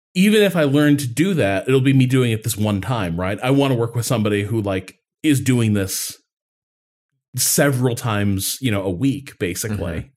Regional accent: Midwest, United States; moved away; growing up in the Midwest

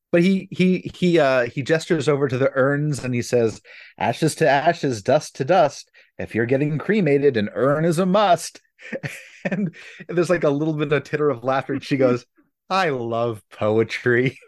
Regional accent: Philadelphia, Pennsylvania, United States; when I was growing up in Philadelphia

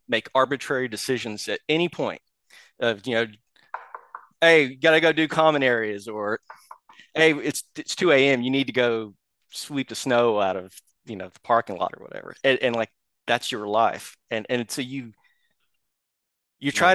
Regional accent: Oklahoma, United States; I'm from Oklahoma

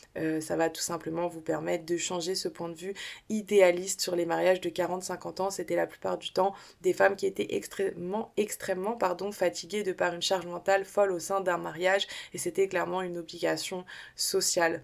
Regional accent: Saint-Denis, Île-de-France, France; je suis française mais je suis aussi une américaine dans l'âme je le répète souvent mais ma mère s'est trompée en fait elle m'a fait naître à Saint-Denis dans le 93

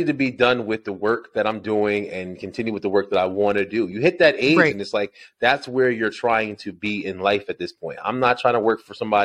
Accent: Elizabeth, New Jersey, United States; moved away as an adult; also born or lived in Old Bridge, New Jersey; now in Georgia, United States; I'm actually from Elizabeth, New Jersey. Born and raised in Jersey

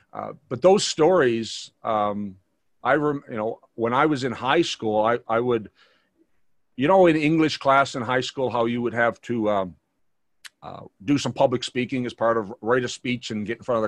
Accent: Newfoundland and Labrador, Canada; I grew up in Newfoundland.

